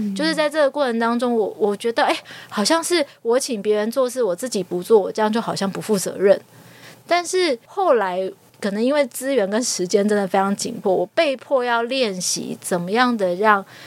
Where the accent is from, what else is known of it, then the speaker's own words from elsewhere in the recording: Taiwan; 我就是一个台湾人